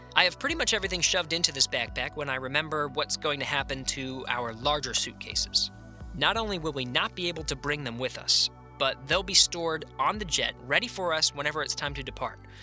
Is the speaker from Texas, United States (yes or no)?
no; Pennsylvania, United States; now in Houston, United States; Growing up in Pennsylvania